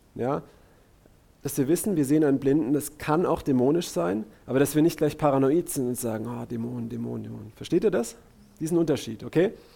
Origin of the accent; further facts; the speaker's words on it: Karlsruhe, Baden-Württemberg, Germany; Axel und ich, wir sind aus Karlsruhe